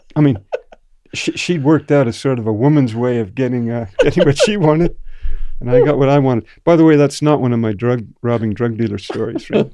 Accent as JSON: {"language": "English", "country": "Canada", "tie": "born or raised there", "also_born_or_lived": "Japan", "said": "I grew up in Canada"}